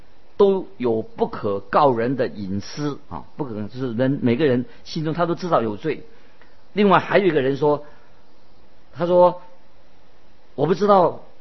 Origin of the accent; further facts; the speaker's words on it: China; 我们就是我们中国人所说的“知人知面不知心”啊